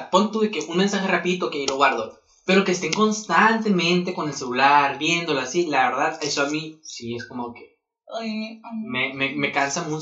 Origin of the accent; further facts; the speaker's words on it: Spain; Soy española.